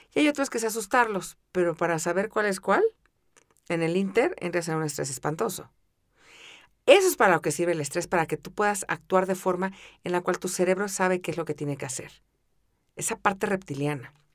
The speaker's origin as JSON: {"language": "Spanish", "region": "Mexico City", "country": "Mexico", "tie": "born or raised there", "said": "crecí en la Ciudad de México"}